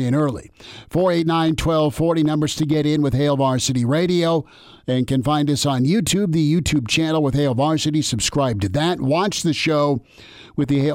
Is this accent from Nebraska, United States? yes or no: yes; Lincoln, Nebraska, United States; growing up in Lincoln, I got to see those great years with Nebraska